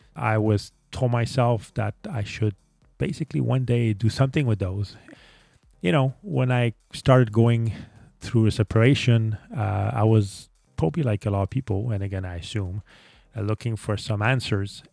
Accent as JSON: {"language": "English", "town": "Montreal", "region": "Quebec", "country": "Canada", "second_language": "English", "said": "I'm actually from Canada, Montreal, Canada, which would explain the accent that I have."}